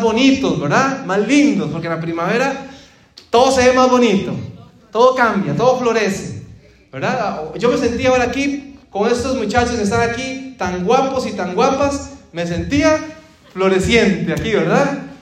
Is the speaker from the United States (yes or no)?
no; Costa Rica; moved away; cuando vivía en mi país, Costa Rica